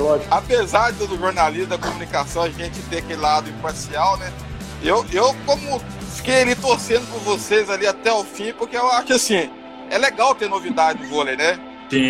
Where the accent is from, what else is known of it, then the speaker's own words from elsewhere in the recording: Minas Gerais, Brazil; eu sou mineiro